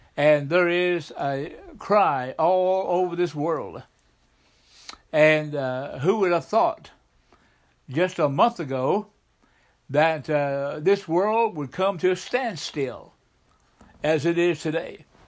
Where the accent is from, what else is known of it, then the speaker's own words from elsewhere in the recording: the South, United States; I grew up in the South